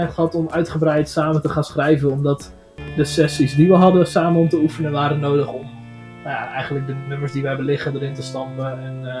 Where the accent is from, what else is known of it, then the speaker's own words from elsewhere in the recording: Zwolle, Overijssel, Netherlands; Eh, wij zijn viertal uit Zwolle.